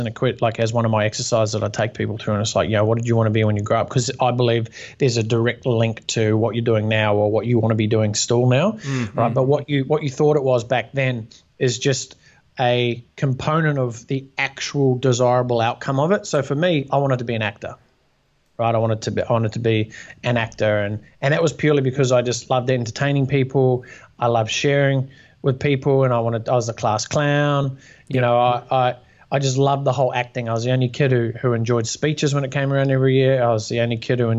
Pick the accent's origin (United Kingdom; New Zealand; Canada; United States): New Zealand; born or raised there; also born or lived in Australia